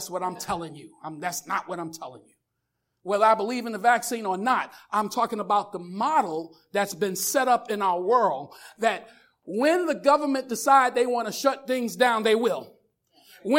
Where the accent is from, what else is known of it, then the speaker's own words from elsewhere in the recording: United States; I'm an American